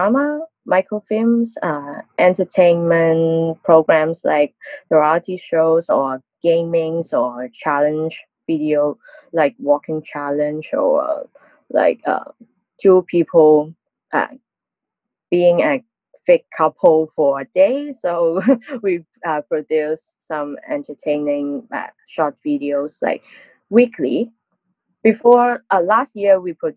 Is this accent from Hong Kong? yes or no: yes; Hong Kong; I'm working in a local social media platform called Arm Channel TV in Hong Kong